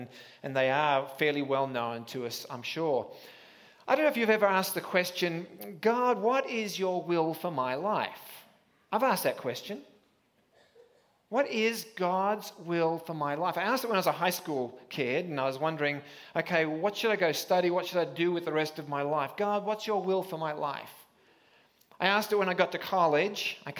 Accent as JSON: {"language": "English", "country": "Australia", "said": "I am an Aussie, and that means you won't understand the first 10 minutes, and you'll kind of catch up with me at some point along the way. But I was back in Australia a month ago"}